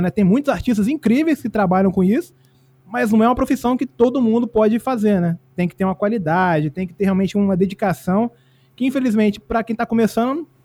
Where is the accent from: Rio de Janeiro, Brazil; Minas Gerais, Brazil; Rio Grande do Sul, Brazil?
Minas Gerais, Brazil; now in Espírito Santo, Brazil; Eu sou mineiro, na verdade, mas eu moro no Espírito Santo há 30 anos já